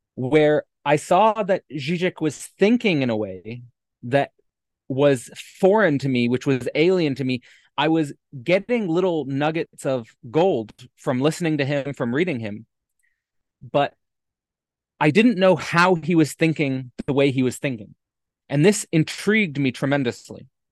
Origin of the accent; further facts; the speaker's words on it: Hamilton, Ontario, Canada; moved away as an adult; born and raised in Hamilton, Ontario